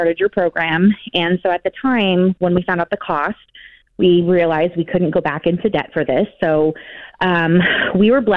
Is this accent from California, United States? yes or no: yes; San Jose, California, United States; moved away as an adult; now in Austin, United States; We're from the Bay Area. We're from San Jose, California, but moved out to Austin about 7 years ago